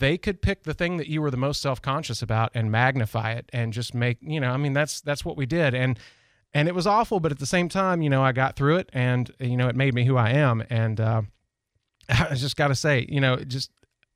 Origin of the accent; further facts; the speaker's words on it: Tennessee, United States; now in Pensacola, United States; I was raised in Tennessee on a mountaintop, out in the woods, very Southern